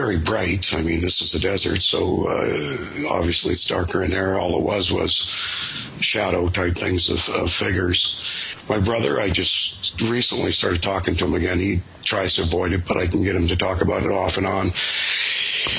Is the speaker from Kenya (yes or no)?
no; Canada; I'm a Canadian